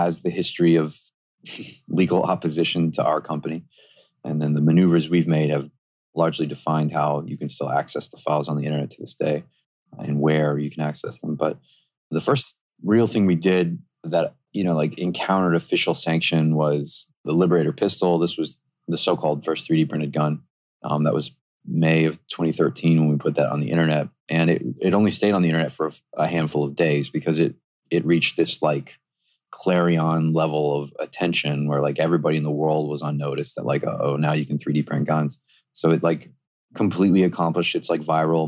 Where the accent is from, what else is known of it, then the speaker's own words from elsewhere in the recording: the South, United States; I grew up in the South